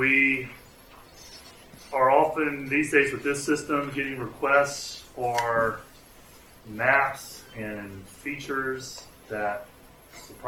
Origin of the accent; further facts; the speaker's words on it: Mississippi, United States; also born or lived in California; I'm from Mississippi. I lived in California a little while.